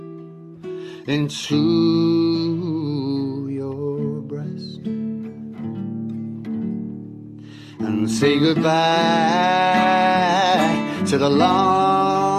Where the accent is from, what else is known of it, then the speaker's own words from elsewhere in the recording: Dublin, Leinster, Ireland; I grew up in Dublin, which is a harbour town